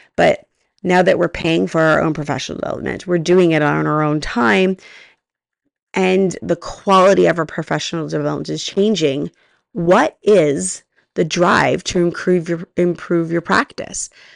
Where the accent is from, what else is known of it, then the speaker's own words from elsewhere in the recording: Canada; I'm Canadian